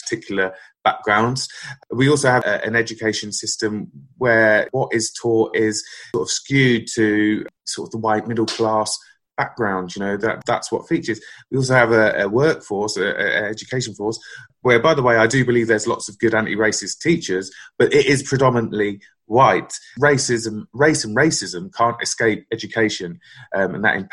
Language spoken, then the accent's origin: English; Northampton, East Midlands, United Kingdom; born or raised there; also born or lived in West London